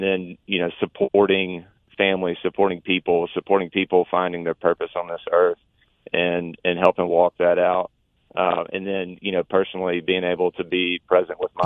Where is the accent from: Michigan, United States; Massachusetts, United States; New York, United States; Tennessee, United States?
Tennessee, United States; Nashville; moved away as an adult; also born or lived in Auburn, Alabama; I grew up in the Nashville-Franklin area.